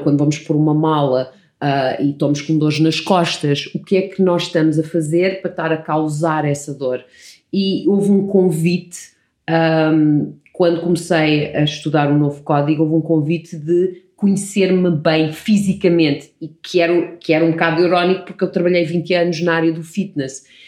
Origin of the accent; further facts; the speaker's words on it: Portugal; also born or lived in Canada; Eu nasci no Canadá e quando cheguei a Portugal, os meus pais colocaram-me no colégio inglês